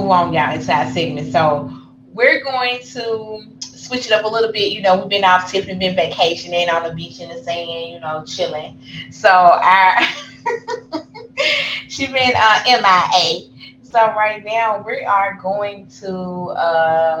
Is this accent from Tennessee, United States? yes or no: yes; Memphis, Tennessee, United States; we're from Memphis